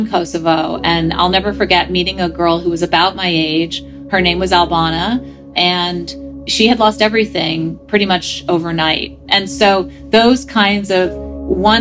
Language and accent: English; United States; growing up in the United States